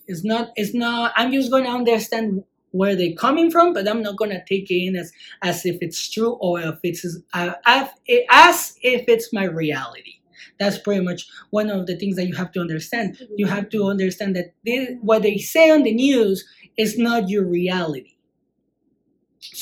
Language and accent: English; Mexico; growing up in Mexico.